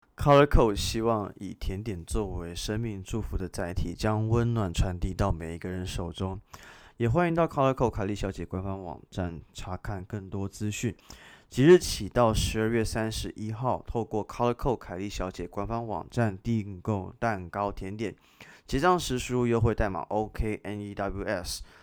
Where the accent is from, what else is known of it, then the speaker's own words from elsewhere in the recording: Hong Kong; accent: Hong Kong accent; 我香港腔好像更严重了